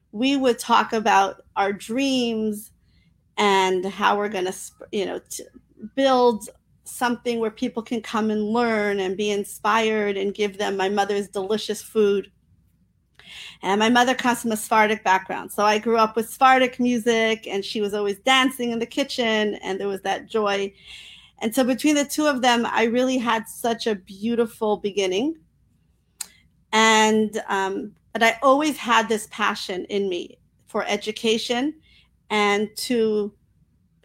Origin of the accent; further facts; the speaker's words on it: New York City, New York, United States; I was raised in Crown Heights, Brooklyn, New York